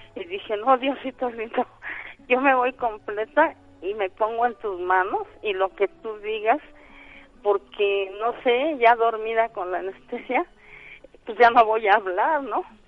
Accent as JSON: {"language": "Spanish", "town": "Real del Monte", "region": "Hidalgo", "country": "Mexico", "moved": "yes", "said": "yo soy de allá de Real del Monte Hidalgo"}